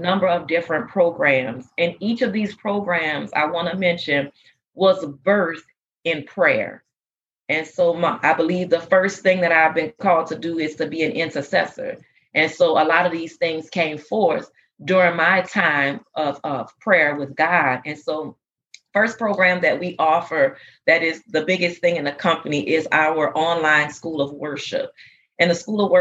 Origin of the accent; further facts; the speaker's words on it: New Orleans, Louisiana, United States; moved away as an adult; now in Texas, United States; I'm originally from New Orleans, Louisiana. Our church is from there. We came here after Hurricane Katrina and settled in Texas